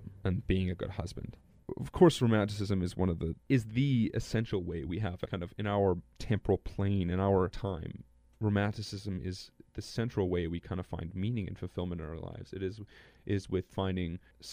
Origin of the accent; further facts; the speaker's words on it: Lorette, Manitoba, Canada; growing up in Lorette